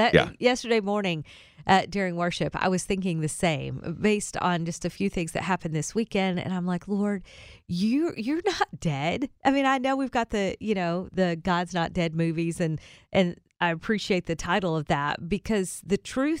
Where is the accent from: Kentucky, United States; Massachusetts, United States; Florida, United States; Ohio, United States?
Kentucky, United States; also born or lived in Holland, Michigan; now in Middle Tennessee, United States; they came from Kansas, we came from Kentucky, we all landed in Holland, Michigan